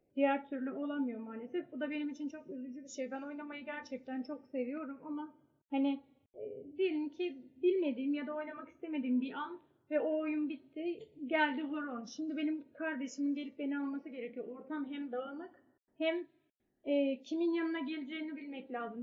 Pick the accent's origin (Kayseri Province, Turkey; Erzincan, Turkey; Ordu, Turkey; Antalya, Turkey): Ordu, Turkey; ben Orduluyum, Karadeniz'deyim.